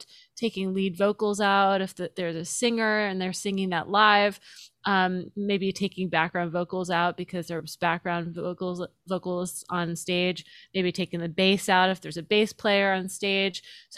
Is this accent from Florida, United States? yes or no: yes; Pensacola, Florida, United States; born there; Yeah, so I was born in Pensacola, but I didn't live there very long. I was there for the first few years of my life.